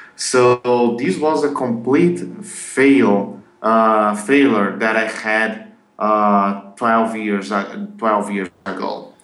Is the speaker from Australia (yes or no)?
no; Brazil; English is a second language; I'm from Brazil